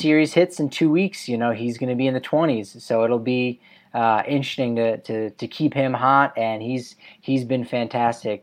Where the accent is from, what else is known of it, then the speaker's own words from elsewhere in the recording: New Jersey, United States; I'm from New Jersey